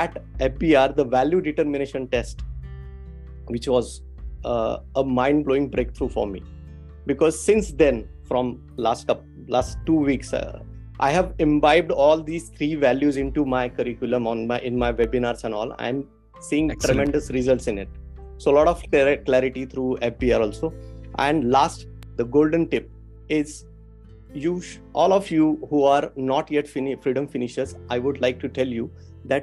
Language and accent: English; Pune, Maharashtra, India; I'm basically from Pune.